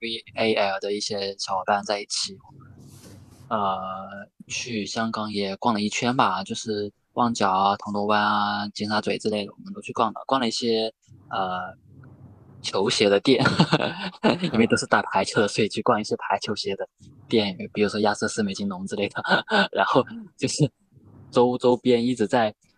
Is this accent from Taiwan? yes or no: no; Guilin, Guangxi, China; 其实因为回到桂林这边之后，就是我们这边被桂林方言这边还是有一些影响的。